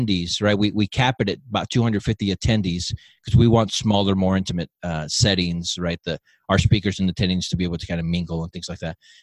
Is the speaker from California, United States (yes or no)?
yes; Southern California, United States; moved away as an adult; also born or lived in Southern Utah; now in Utah, United States; originally I'm from Southern California. I've lived here in Utah for the last 11, 12 years